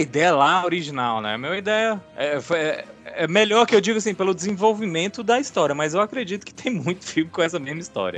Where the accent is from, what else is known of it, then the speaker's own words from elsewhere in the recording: Brasília, Federal District, Brazil; Eu sou de Brasil, sou brasiliense, né? Não praticante, mas sou brasiliense